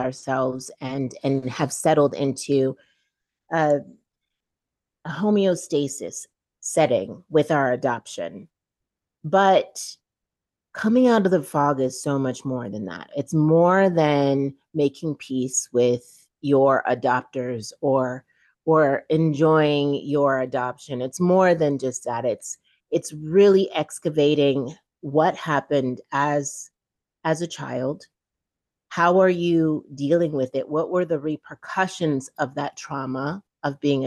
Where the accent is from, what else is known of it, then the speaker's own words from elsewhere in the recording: Chico, California, United States; also born or lived in Saint-Michel, Haiti / Port-au-Prince, Haiti / New York; we left with a single white woman to grow up in Northern California, Chico